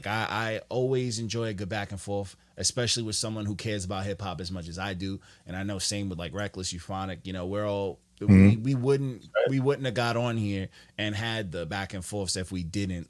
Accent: New York, United States; I'm from New York. I'm from New York.

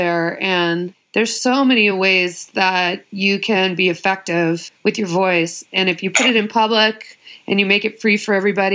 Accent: Colorado, United States; also born or lived in Maryland / Bay Area; now in Los Angeles, United States; I was born in Maryland, but raised in Colorado

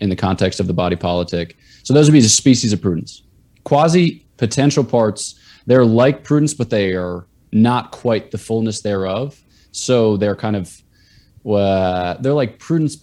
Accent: East Coast, United States; I'm from the East Coast

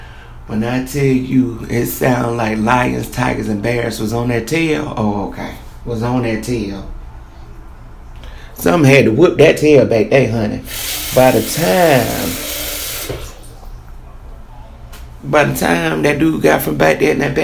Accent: Columbia, South Carolina, United States; I'm from Columbia, South Carolina.

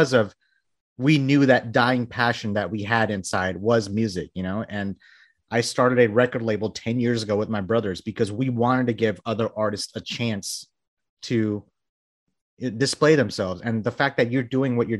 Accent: Bangladesh; moved away; I was born in Bangladesh, you know, I moved here, you know, in the early 90s

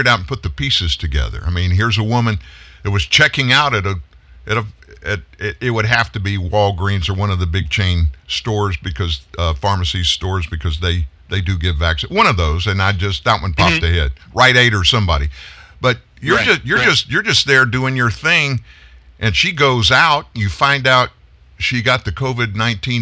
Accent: the South, United States; I'm from the South

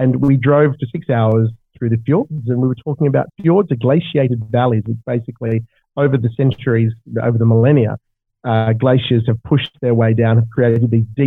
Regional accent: Australia; I come from Australia where we have deserts and we have ski fields

